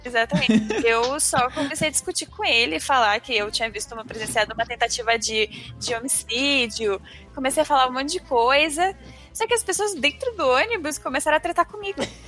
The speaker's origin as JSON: {"language": "Portuguese", "region": "Amapá", "country": "Brazil", "moved": "yes", "lives_now": "São Paulo, Brazil", "said": "Eu sou do Amapá, né? E no Amapá não tem metrô, trem, só ônibus. E quando eu vim pra São Paulo"}